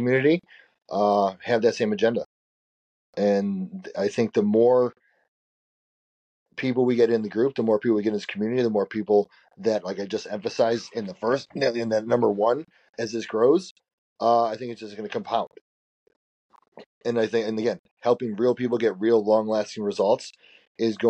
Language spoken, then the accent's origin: English; close to Chicago, Illinois, United States; I grew up close to Chicago